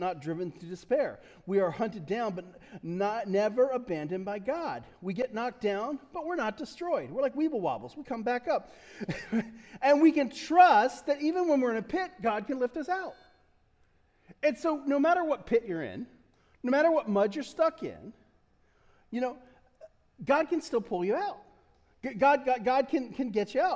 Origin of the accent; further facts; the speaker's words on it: Delaware, United States; I love Delaware. I'm from Delaware. I'm as Delaware as they get. I mean, we can track it back generations.